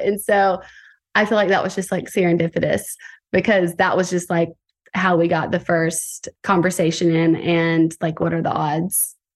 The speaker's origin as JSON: {"language": "English", "town": "Tuscaloosa", "region": "Alabama", "country": "United States", "moved": "yes", "lives_now": "Santa Monica, United States", "said": "I am twenty-eight years old, and I am from Tuscaloosa, Alabama"}